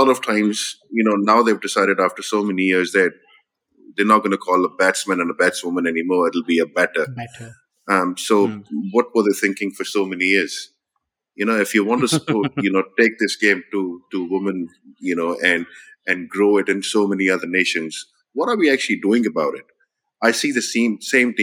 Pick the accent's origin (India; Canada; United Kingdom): India; moved away; growing up in India.